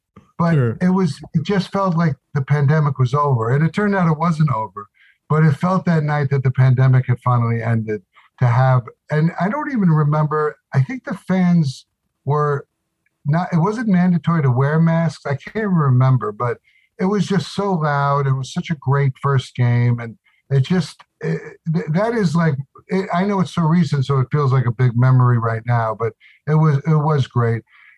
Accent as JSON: {"language": "English", "area": "Long Island", "region": "New York", "country": "United States", "said": "I'm from Long Island"}